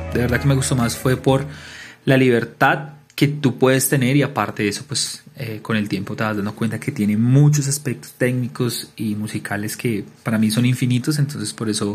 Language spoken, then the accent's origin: Spanish; Bogotá, Colombia; also born or lived in Cartagena; Yo soy de Bogotá